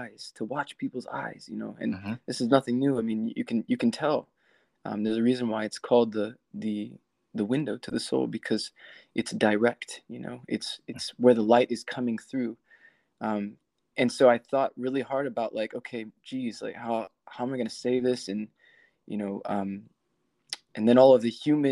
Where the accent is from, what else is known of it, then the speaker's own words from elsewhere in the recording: South Texas, United States; moved away as an adult; now in Nashville, United States; I'm actually from South Texas.